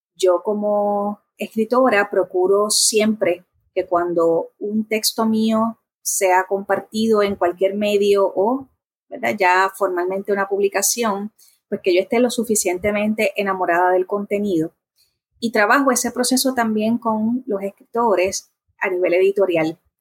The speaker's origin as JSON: {"language": "Spanish", "town": "Bayamón", "country": "Puerto Rico", "tie": "born or raised there", "also_born_or_lived": "Corozal, Puerto Rico", "lives_now": "Trujillo Alto, Puerto Rico", "said": "el resto de mi niñez hasta la adolescencia lo viví en Bayamón"}